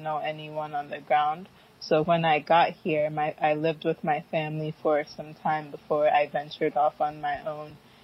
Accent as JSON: {"language": "English", "area": "outside of Philadelphia", "region": "Pennsylvania", "country": "United States", "tie": "born or raised there", "also_born_or_lived": "Syracuse, New York", "first_language": "Fante", "second_language": "English", "moved": "as an adult", "lives_now": "Ghana", "said": "we moved to outside of Philly, and that's pretty much where I grew up, right outside of Philly"}